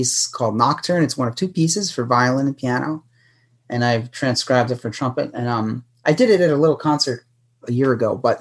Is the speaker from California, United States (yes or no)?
no; New York City, New York, United States; moved away; I'm from New York City.